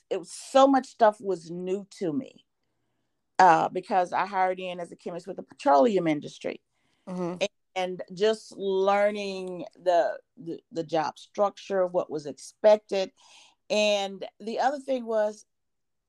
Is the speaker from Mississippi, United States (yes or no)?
yes; Mississippi, United States; moved away as an adult; also born or lived in Oklahoma; now in Lake Charles, United States; I'm from Mississippi